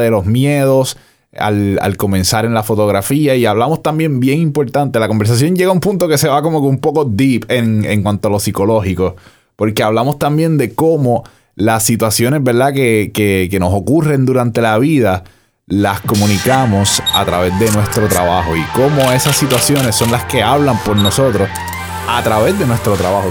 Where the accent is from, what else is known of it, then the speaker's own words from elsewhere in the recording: Bayamón, Puerto Rico; Yo soy de Santa Juanita